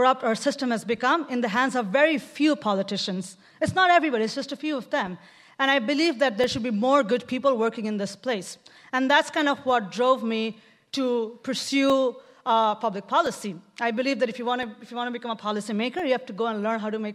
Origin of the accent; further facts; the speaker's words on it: Bangladesh; moved away as an adult; now in Oakland, United States; I come from Bangladesh